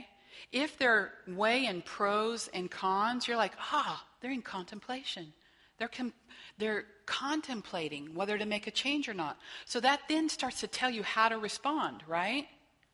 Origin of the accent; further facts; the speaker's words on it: Whitewater, Kansas, United States; also born or lived in Wichita, Kansas; I grew up in Whitewater, Kansas. Kind of blink, you miss it. No stoplights